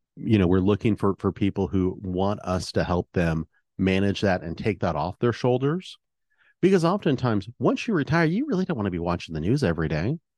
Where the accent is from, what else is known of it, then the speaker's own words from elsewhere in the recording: Oregon, United States; I was raised here in Oregon